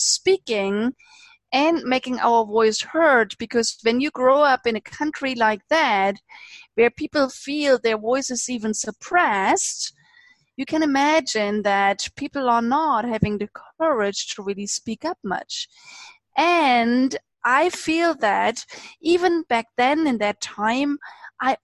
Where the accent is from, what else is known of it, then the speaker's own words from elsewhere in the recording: eastern Germany, Germany; I grew up in Eastern Germany. So not just in Germany, but in Eastern Germany at the times when it was still a communist